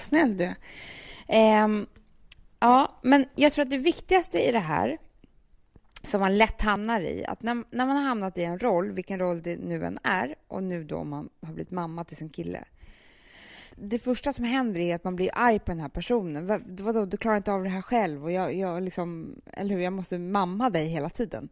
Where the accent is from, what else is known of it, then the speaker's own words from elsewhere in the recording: Sweden; also born or lived in Rio de Janeiro, Brazil; vi svenskar